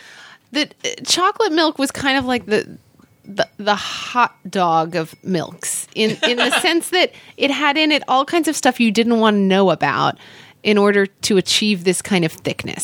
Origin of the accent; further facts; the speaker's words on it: Oklahoma, United States; moved away; When I was growing up in Oklahoma